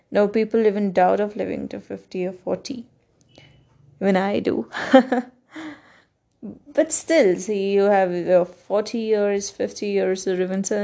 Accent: Karnataka, India; first language Kannada; English is a second language; in the next few days, I will release a podcast of the same thing in Kannada, which is my mother tongue.

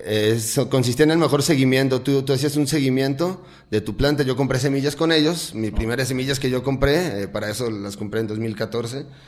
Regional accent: Lagos de Moreno, Jalisco, Mexico; yo soy de aquí del Lago de Moreno

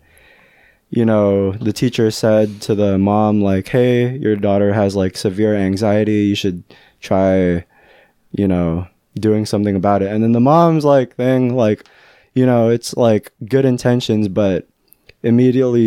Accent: Fairfield, California, United States; Fairfield's my hometown

